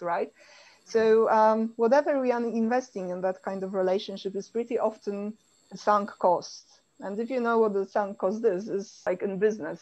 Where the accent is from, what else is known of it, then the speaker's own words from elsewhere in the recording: Poland; I come from Poland